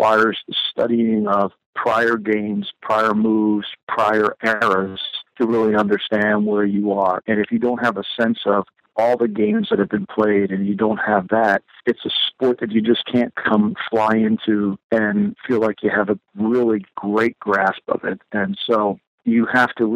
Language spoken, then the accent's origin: English; New Jersey, United States; a kid growing up in New Jersey